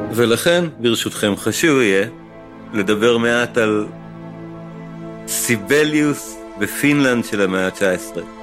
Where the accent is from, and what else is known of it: Israel